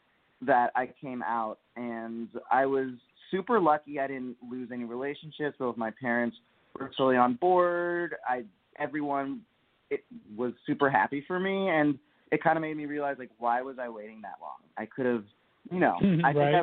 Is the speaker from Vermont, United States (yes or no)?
yes; Bennington, Vermont, United States; I grew up with my family in the middle of nowhere as well, in Bennington, Vermont